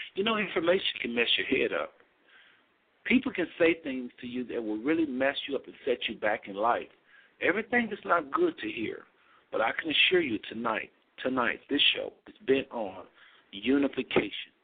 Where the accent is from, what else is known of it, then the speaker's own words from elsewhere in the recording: United States; we are Americans inside and out